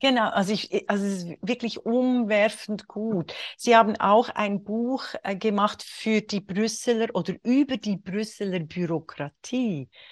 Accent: Switzerland; in der Schweiz, beim Auf, im Aufwachsen in den 60er Jahren

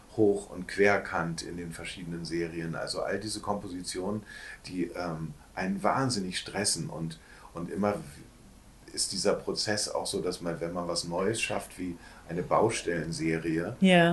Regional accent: Hamburg, Germany; moved away as an adult; also born or lived in Cologne; aufgewachsen äh, am Rande von Hamburg, äh, am Flughafen Hamburg

